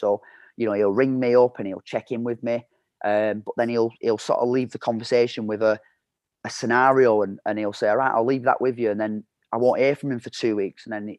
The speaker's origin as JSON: {"language": "English", "country": "United Kingdom", "said": "You know, we had a very good staff there, and we're all British lads, but we had our own backgrounds and we had our own beliefs and our own values."}